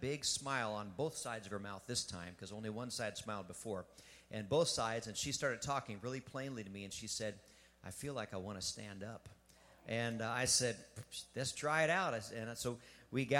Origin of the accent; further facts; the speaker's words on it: Pennsylvania, United States; I was born and raised in Pennsylvania